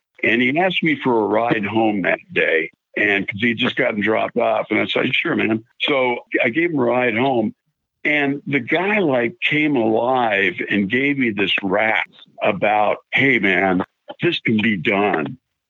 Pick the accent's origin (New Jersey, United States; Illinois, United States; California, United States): California, United States; San Diego; born there; also born or lived in South Carolina; to live in South Carolina at the time, and we moved back to California, where I forgot to mention that I was born in San Diego. So we moved back to San Diego in 75